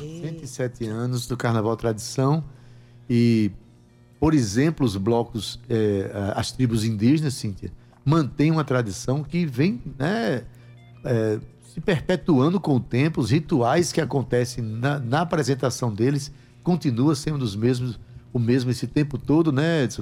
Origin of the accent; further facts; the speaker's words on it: Itabaiana, Paraíba, Brazil; eu sou lá de Itabaiana